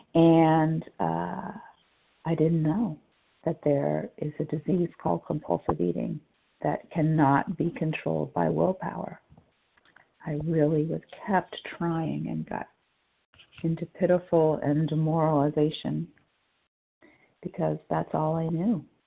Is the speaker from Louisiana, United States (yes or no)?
yes; New Orleans, Louisiana, United States; I'm from New Orleans